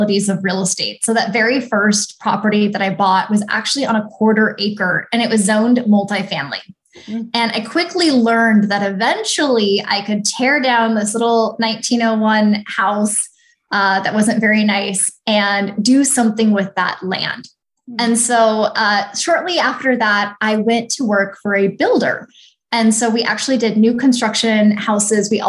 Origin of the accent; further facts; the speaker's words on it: Snohomish, Washington, United States; now in Phoenix, United States; I'm originally from the Pacific Northwest, so just north of Seattle